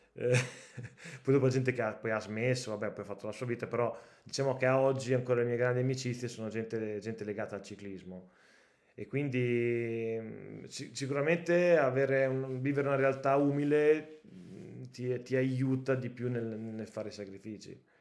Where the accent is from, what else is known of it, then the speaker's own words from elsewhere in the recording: Cotignola, Emilia-Romagna, Italy; io sono di Cotignola, quindi veramente è un quarto d'ora da casa mia